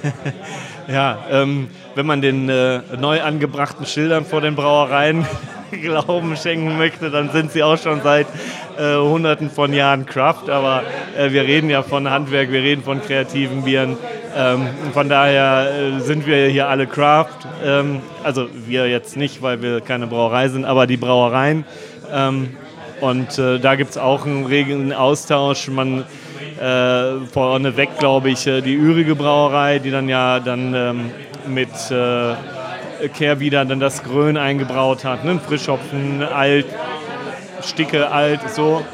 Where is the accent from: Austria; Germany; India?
Germany; Düsseldorf, North Rhine-Westphalia; also born or lived in Lüneburg Heath; ich auch Düsseldorfer bin